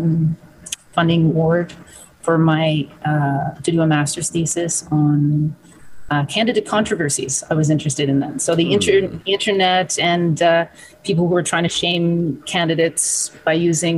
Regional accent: Cape Breton, Nova Scotia, Canada; moved away as an adult; also born or lived in Montreal; I'm from Cape Breton, which is a little island in Nova Scotia

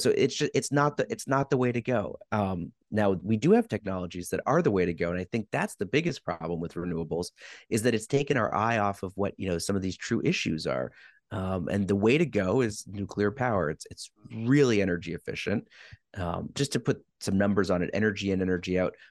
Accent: Quebec, Canada; I'm from Quebec

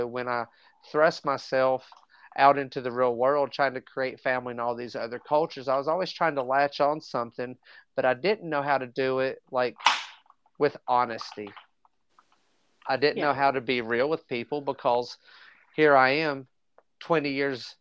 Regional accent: Southwest Virginia, United States; came back home to Southwest Virginia.

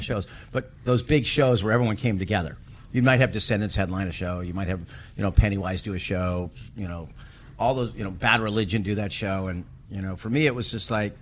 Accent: California, United States; the music that I grew up on in California

